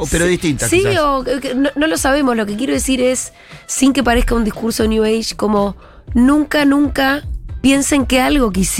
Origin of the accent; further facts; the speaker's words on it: Bariloche, Río Negro, Argentina; la gira Futurock tiene su próxima parada. Y es en mi ciudad natal, en Bariloche.